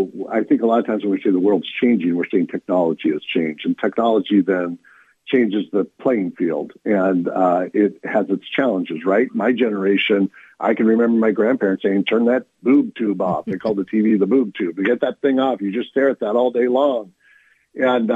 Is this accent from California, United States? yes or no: yes; North County, California, United States; also born or lived in Steubenville, Ohio; I had grown up in North County